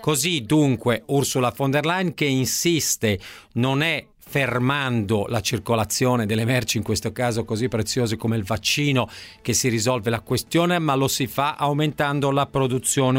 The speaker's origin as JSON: {"language": "Italian", "region": "Lombardy", "country": "Italy", "said": "da Lombardo entrambi"}